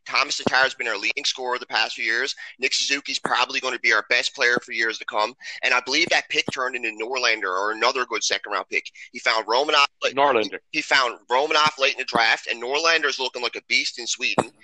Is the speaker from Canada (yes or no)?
yes; Newfoundland and Labrador, Canada; I'm from Newfoundland. I don't speak French myself.